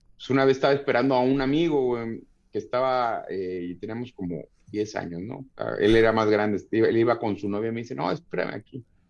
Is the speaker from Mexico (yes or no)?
yes; Tlalnepantla, State of Mexico, Mexico; yo nací en, en, el Distrito Federal, pero nos fuimos a vivir a, a Tlalnepantla, que es Estado de México